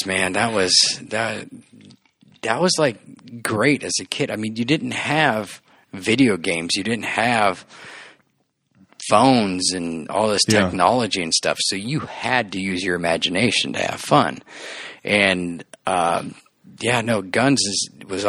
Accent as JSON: {"language": "English", "town": "La Habra", "region": "California", "country": "United States", "tie": "born or raised there", "also_born_or_lived": "West Covina / Pomona", "said": "I was born here, grew up in La Habra"}